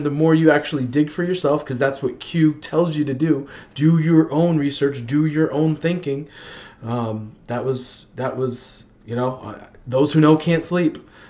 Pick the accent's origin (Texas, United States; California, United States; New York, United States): New York, United States; New York City; now in New York, United States; I grew up in the Bronx when I was a kid